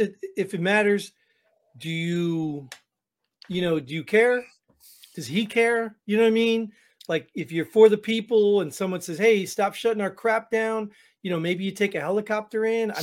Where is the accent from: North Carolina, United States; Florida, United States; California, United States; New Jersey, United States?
New Jersey, United States; I grew up in New Jersey